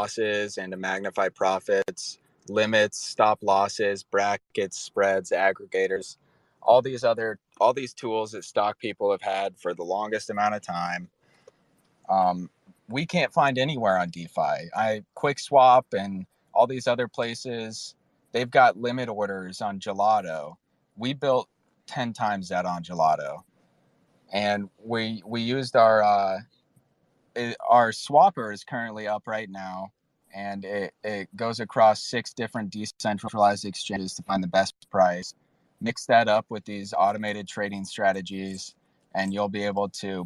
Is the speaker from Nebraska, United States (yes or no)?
yes; Omaha, Nebraska, United States; We're from Omaha, Nebraska